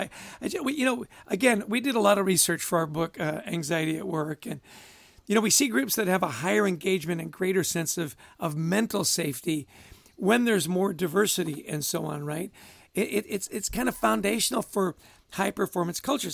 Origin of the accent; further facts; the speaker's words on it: Canada; I grew up in Canada.